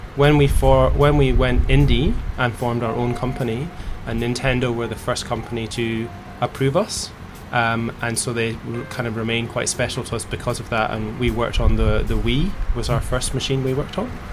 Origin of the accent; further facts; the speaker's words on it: Scotland, United Kingdom; accent: Scottish; moved away; also born or lived in England; I'm from Scotland, and uh, I used to work in uh, England